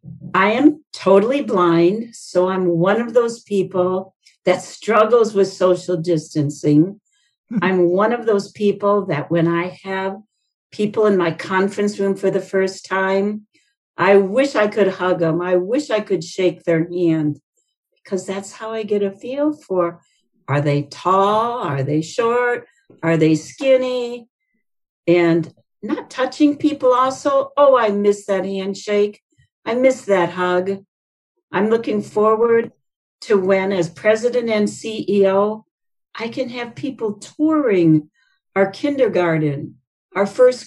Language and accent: English; Indiana, United States; You know, I came from Indiana, so I follow what they're doing up there.